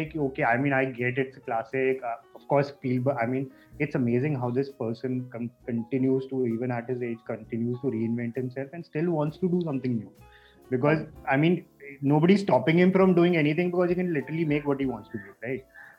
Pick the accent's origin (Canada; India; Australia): India; So I don't know if it's because we are Indian, we are groomed up in, you know, on a different kind of cinema.